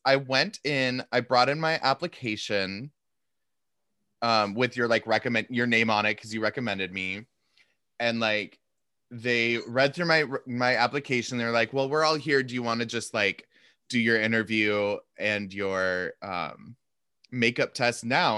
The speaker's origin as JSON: {"language": "English", "town": "Seattle", "region": "Washington", "country": "United States", "also_born_or_lived": "Montana", "moved": "yes", "said": "I was from Seattle"}